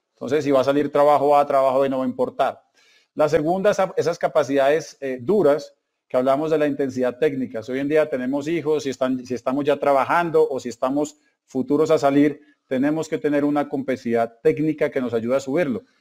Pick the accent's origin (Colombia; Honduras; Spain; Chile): Colombia